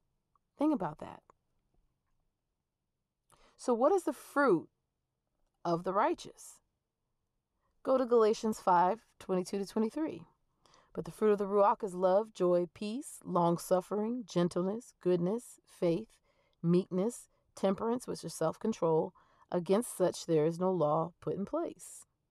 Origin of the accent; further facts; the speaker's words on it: Georgia, United States; I spent a great portion of growing up in Georgia because that's where my dad retired.